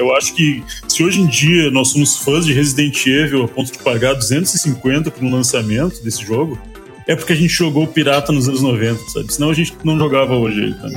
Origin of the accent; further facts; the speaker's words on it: Brazil; a gente é brasileiro